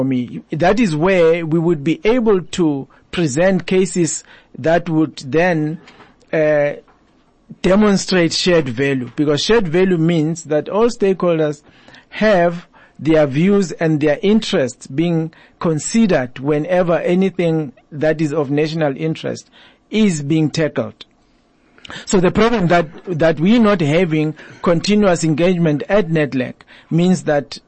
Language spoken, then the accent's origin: English; South Africa; as South African citizens